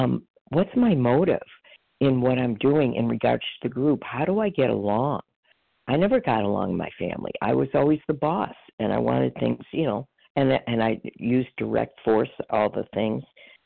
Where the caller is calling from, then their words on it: Chicago, Illinois, United States; …, recovered in Illinois, Chicago area.